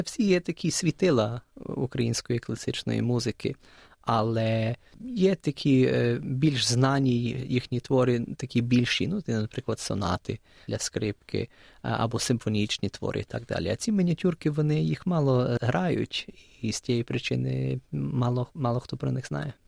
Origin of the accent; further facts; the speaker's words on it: Melbourne, Victoria, Australia; also born or lived in Ukraine / United States; я народився в Україні 4,5 років мав, коли переїхав до Австралії. Я тут е, ріс